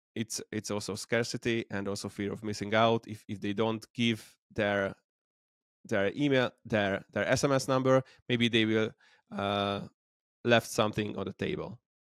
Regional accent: Debrecen, Hajdú-Bihar, Hungary; I'm from Hungary, Debrecen, the second largest city

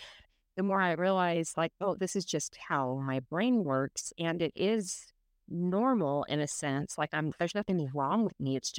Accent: Dallas, Texas, United States; moved away as an adult; also born or lived in Houston; born and raised in Dallas, Texas. I graduated in 2004. I moved to Houston to go to an automotive trade school. When I graduated from there, I moved to Utah kind of on a whim.

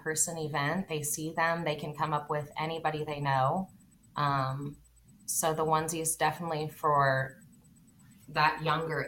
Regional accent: Novato, California, United States; I was also born and raised in Novato

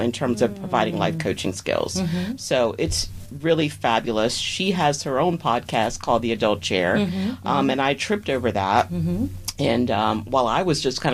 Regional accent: Columbia, Maryland, United States; also born or lived in Miami, Florida; I grew up in Columbia, Maryland.

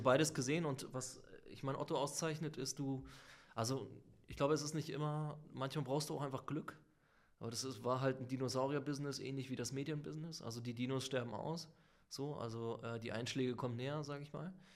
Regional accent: Lübeck, Schleswig-Holstein, Germany; moved away; also born or lived in Sicily / Hamburg; also eigentlich auf Sizilien geboren und in Lübeck quasi aufgewachsen, dann nach Hamburg gekommen, studiert.

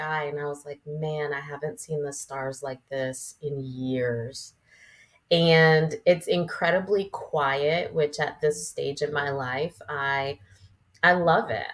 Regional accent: Connecticut, United States; moved away as an adult; now in China Grove, United States; I'm a city girl from Connecticut

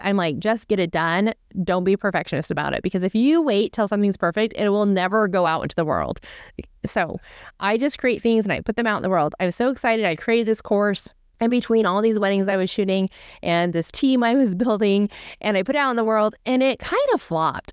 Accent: California, United States; I was born and raised in California. I am a California girl.

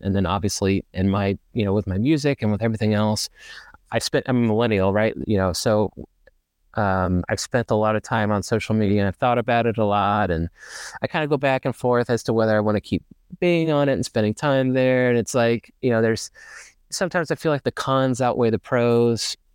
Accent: Ferndale, Arkansas, United States; moved away as an adult; now in Dallas, United States; I grew up in Ferndale, actually, so kind of out in the woods

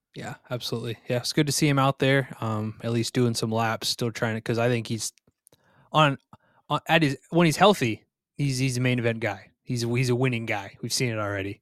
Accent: Vermont, United States; also born or lived in Plymouth, Minnesota; I'm from Vermont.

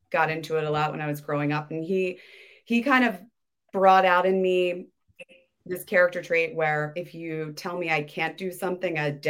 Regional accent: Baltimore, Maryland, United States; I grew up in Baltimore.

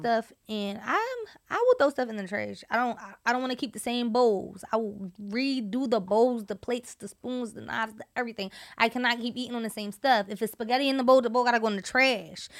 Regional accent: Philadelphia, Pennsylvania, United States; moved away; I'm from Southwest and if you know about Southwest, you know about Southwest. I'm from the cool part of Southwest. I'm not, I'm from fifty-first and Baltimore

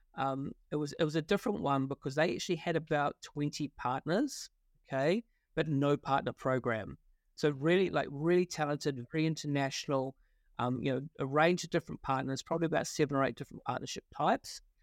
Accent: Wellington, New Zealand; accent: Kiwi; moved away; also born or lived in London; I grew up in, uh, Wellington in New Zealand

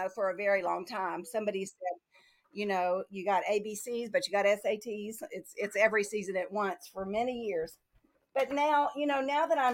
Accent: Tennessee, United States; also born or lived in Fairhope, Alabama; now in Massachusetts, United States; We're from Tennessee

